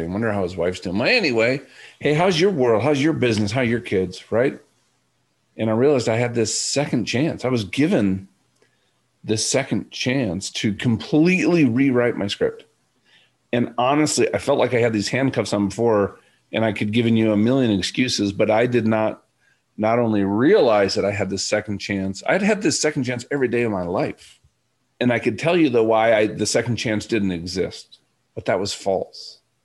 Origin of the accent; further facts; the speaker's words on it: Minnesota, United States; I'm from Minnesota